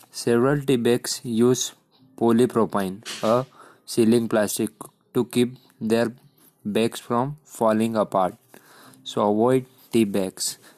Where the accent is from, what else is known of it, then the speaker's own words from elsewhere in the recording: Madhya Pradesh, India; मैं मध्य प्रदेश से हूँ